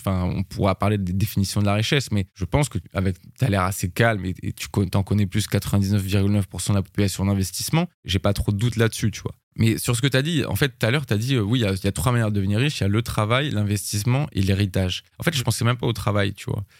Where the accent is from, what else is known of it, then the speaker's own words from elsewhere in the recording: France; je suis français